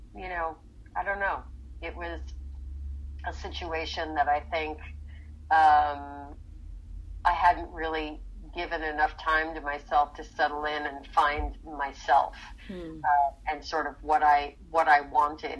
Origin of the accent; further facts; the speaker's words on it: Rockland County, New York, United States; moved away as an adult; also born or lived in Philadelphia / Nyack; now in Los Angeles, United States; I grew up in Rockland County, right on the Hudson River.